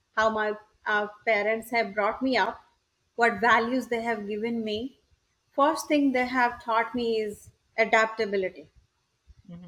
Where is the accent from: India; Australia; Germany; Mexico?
India; Odisha; moved away as an adult; also born or lived in California / Wisconsin / Boston; now in United States; I'm originally from India, it's a it's a village called um, in uh, the state of Odisha.